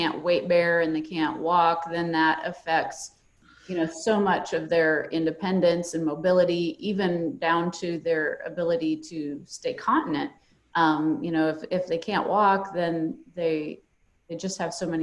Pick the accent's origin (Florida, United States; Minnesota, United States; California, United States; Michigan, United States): Minnesota, United States; now in Nebraska, United States; I myself I'm not a Nebraska native. I grew up in Minnesota